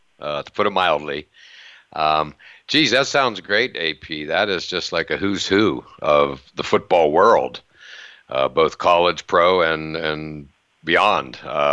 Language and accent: English; Pennsylvania, United States; growing up in Pennsylvania